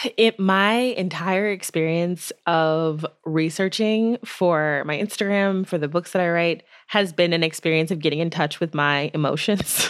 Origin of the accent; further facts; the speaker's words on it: United States; as a person of faith, as a Black woman, as an American.